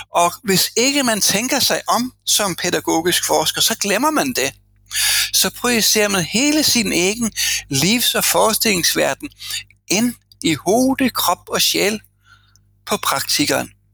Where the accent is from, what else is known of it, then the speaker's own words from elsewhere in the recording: Denmark; moved away as an adult; now in Norway; jeg kommer fra en kønskabskultur fra Danmark